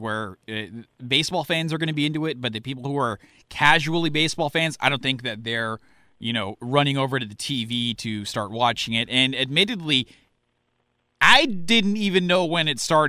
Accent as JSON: {"language": "English", "town": "Daly City", "region": "California", "country": "United States", "tie": "born or raised there", "said": "I grew up in Daly City"}